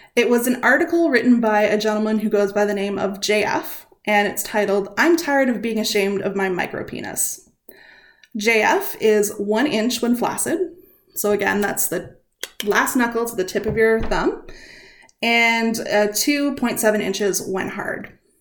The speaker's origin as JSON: {"language": "English", "country": "Canada", "said": "we are Canadian"}